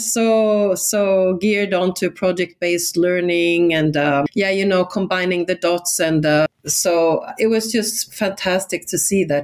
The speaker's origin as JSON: {"language": "English", "country": "Sweden", "first_language": "Swedish", "second_language": "English", "moved": "yes", "said": "I'm Swedish, so my native, my mother tongue is Swedish."}